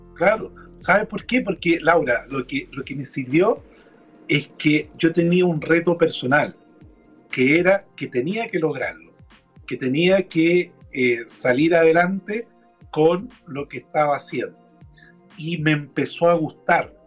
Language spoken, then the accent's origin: Spanish; Chile; cómo somos los chilenos